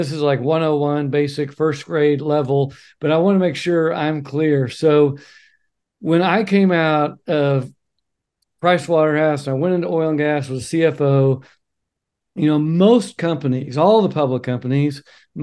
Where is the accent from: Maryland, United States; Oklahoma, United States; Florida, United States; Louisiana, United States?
Oklahoma, United States; moved away as an adult; now in Oregon, United States; I'm from Oklahoma